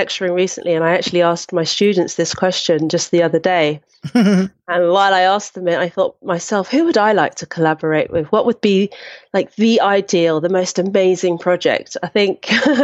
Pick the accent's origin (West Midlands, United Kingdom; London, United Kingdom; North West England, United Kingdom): London, United Kingdom; I grew up in Brixton, which is South London.